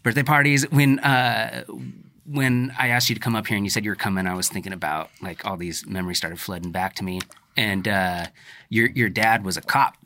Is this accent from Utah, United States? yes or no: no; The Dalles, Oregon, United States; you and I grew up in the Dalles